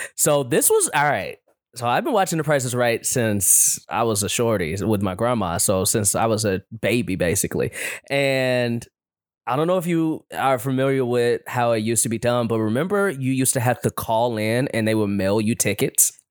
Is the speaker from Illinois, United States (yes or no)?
yes; Chicago, Illinois, United States; now in Los Angeles, United States; we're from Chicago